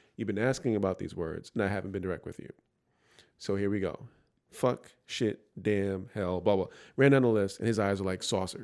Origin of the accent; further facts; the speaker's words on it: New York City, New York, United States; I grew up in the Bronx, all black neighborhood, essentially